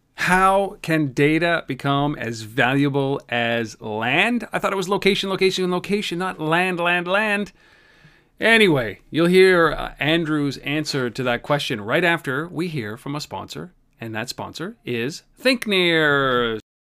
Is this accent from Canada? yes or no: yes; Canada; I'm Canadian